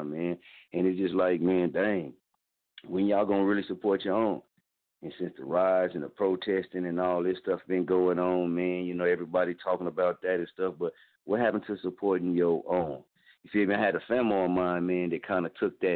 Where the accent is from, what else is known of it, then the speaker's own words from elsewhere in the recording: Muskogee, Oklahoma, United States; moved away as an adult; my hometown, man. I mean, this is Muskogee, Oklahoma